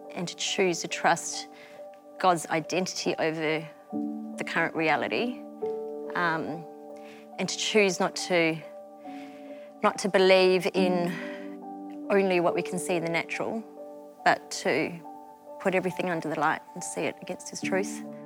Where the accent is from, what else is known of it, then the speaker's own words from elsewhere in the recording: Melbourne, Victoria, Australia; also born or lived in Malaysia; I was born in Malaysia yeah. um, and I was the baby of a family of five. So, wow. mum, dad, brother, sister, yeah. and me. Um, we migrated to Melbourne when I was five years old, um, and that's where I grew up